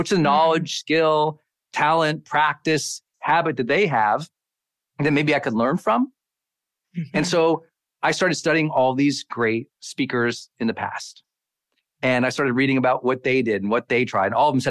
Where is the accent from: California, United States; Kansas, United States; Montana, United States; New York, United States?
Montana, United States; moved away as an adult; I'm a kid from Montana